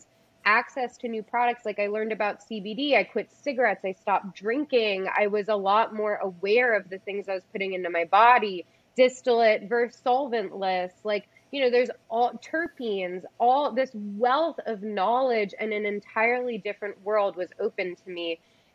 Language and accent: English; East Coast, United States; moved away; I come from the East Coast originally